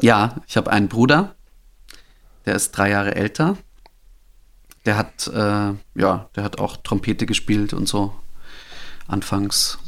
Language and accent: German; Holzhausen, Bavaria, Germany; moved away; also born or lived in Wolfratshausen / Berlin; ich wurde geboren in Wolfratshausen. Das ist, äh, das okay. da irgendwo in der, also das ist auch nicht so weit weg von Holzhausen, aber ich bin aufgewachsen eben in ja. Holzhausen